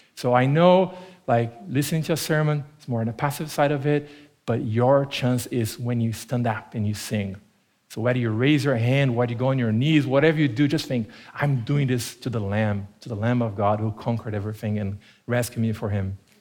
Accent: Brazil; first language Portuguese; English is a second language; moved away as an adult; now in Tempe, United States; growing up in Brazil, uh, when I was a kid

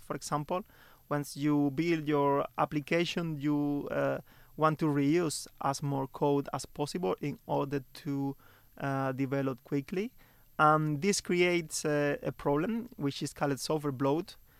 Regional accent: Santa Clara, Villa Clara, Cuba; moved away as an adult; now in Stockholm, Sweden; I'm from Cuba

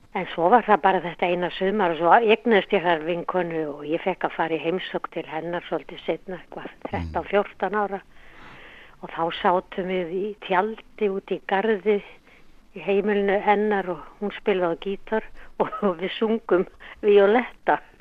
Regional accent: Reykjavík, Capital Region, Iceland; ég fætt í Reykjavík Ólst upp í Holtonum

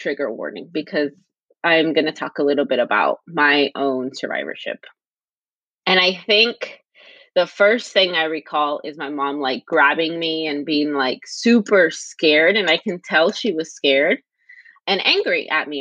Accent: Los Angeles, California, United States; I grew up in the West LA, so the West Los Angeles region

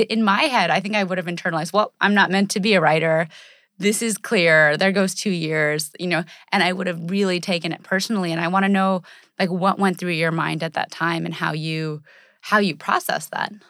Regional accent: United States; our culture and in American society, we're, we're very, uh, brash and we're very independent

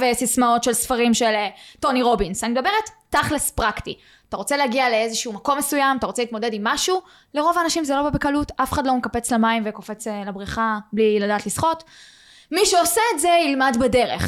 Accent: Beersheba, Southern District, Israel; אני מגיעה מבאר שבע

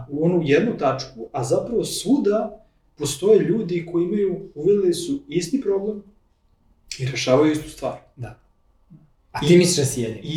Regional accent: Serbia; ja sam taj, taj iz Srbije

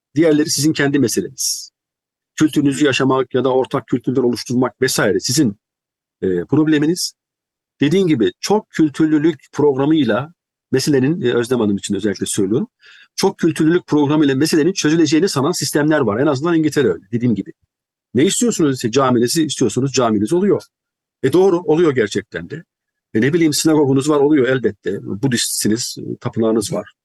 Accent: Turkey; moved away as an adult; also born or lived in United Kingdom; Türkiye'den ne aldıysam, ne götürdüysem onu götürdüm

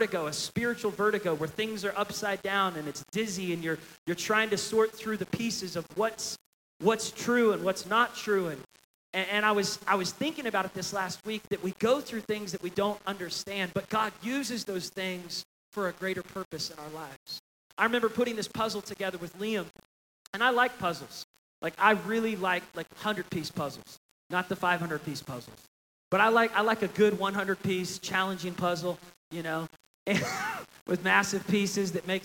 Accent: Oklahoma, United States; I'm from Oklahoma, raised by the Arkansas River

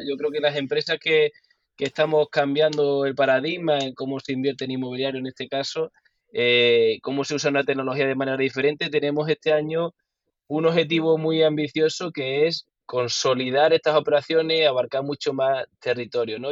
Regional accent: Huelva, Andalusia, Spain; soy de Huelva

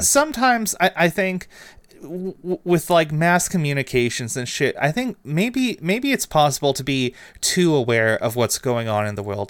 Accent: Canada; as a Canadian

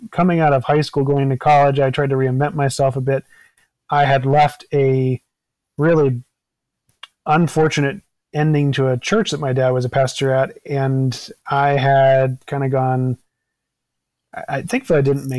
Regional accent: Maryland, United States; also born or lived in Virginia; now in Wisconsin, United States; I've lived in 10 states and I grew up in Maryland and Virginia.

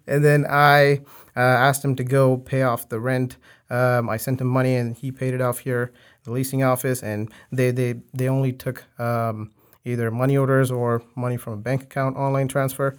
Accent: Chennai, Tamil Nadu, India; now in Houston, United States; I'm from Houston, uh, but I'm originally from, um, Chennai City in India, um, specifically Kodimbakam area

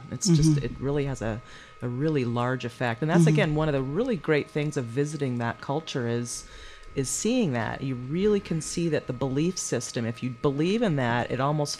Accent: United States; as an American citizen, and having obviously lived here my whole life

